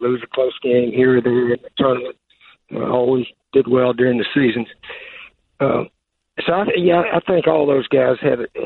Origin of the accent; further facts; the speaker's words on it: Johnson City, Tennessee, United States; moved away; my home state of Tennessee. Johnson City is my hometown